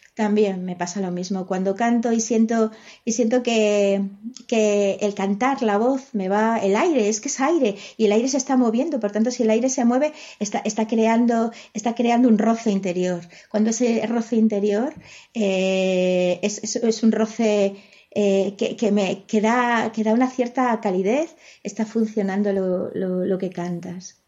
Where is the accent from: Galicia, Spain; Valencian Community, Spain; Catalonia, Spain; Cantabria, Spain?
Galicia, Spain; first language Spanish; la lengua que, eh, que, he hablado desde pequeña es el castellano. El gallego la, he mamado, pero mi familia no era gallego hablante